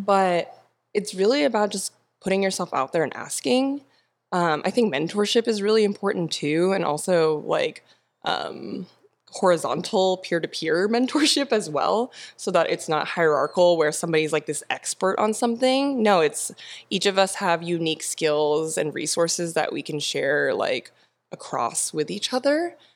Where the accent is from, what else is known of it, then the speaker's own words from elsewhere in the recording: Temecula, California, United States; moved away as an adult; now in San Diego, United States; I grew up in Temecula, but I've been in San Diego for ten years